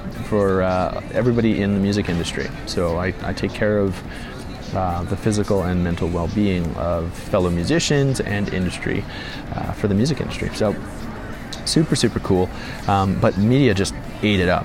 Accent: Calgary, Alberta, Canada; moved away as an adult; now in Hamilton, Canada; back in my hometown, or just east of the city, back in Calgary

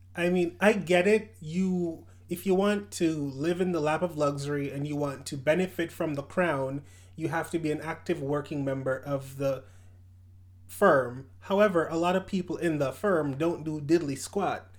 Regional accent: Jamaica; moved away; I was born in Jamaica.

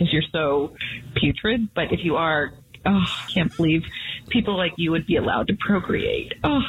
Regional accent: Chicago, Illinois, United States; I'm actually from Chicago. I'm an attorney.

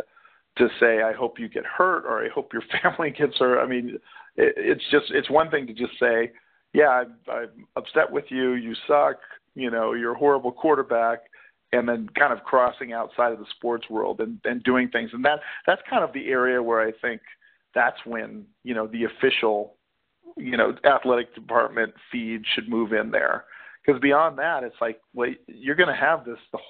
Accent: Corpus Christi, Texas, United States; moved away; also born or lived in Houston, Texas; I grew up in Corpus Christi in Houston.

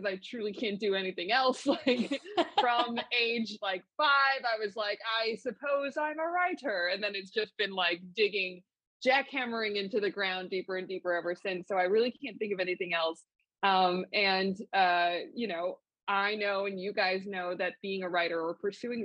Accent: Los Angeles, California, United States; I was born and raised in Los Angeles

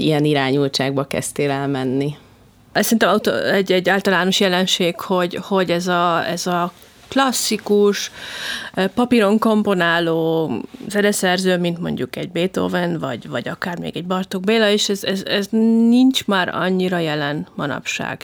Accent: Hungary; magyarként külföldön lenni

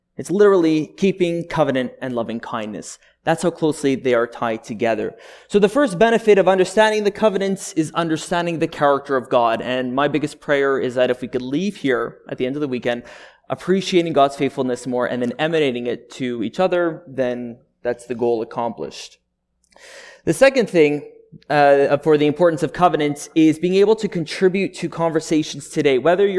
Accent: Montreal, Quebec, Canada; I was born and raised up in Montreal, in Quebec.

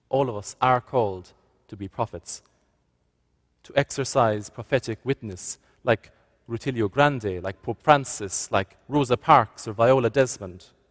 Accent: Ireland; moved away as an adult; now in Nova Scotia, Canada; can't quite work out my accent, I've come from Ireland

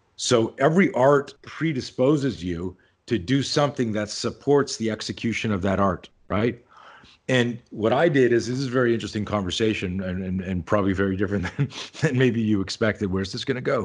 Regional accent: Canada; now in Southern California, United States; I grew up in Canada, I live in, in Southern California now, but I grew up in Canada

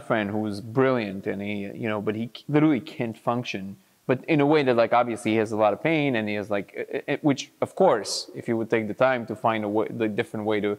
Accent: Lod, Central District, Israel; grew up in Lod in Israel, which is like, you know, the drug capital of Israel

